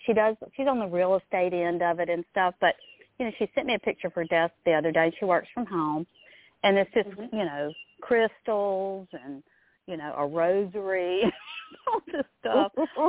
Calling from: Louisiana, United States; So I'm from Louisiana.

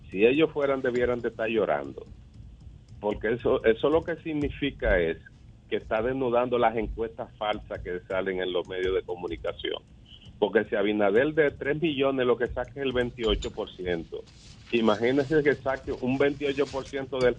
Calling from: Los Mameyes, Distrito Nacional, Dominican Republic; de los Mameyes.

